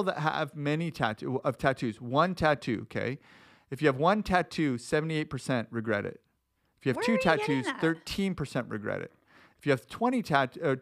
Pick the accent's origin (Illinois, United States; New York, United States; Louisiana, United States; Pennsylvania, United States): New York, United States; New York City; I grew up in New York City.